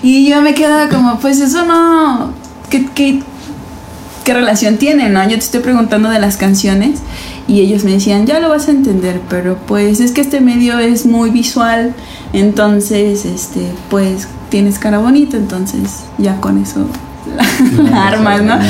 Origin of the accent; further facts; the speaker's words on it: Mexico City, Mexico; moved away; also born or lived in Puebla / Veracruz; soy de la Ciudad de México, pero poblana por adopción y, jarocha por Convicción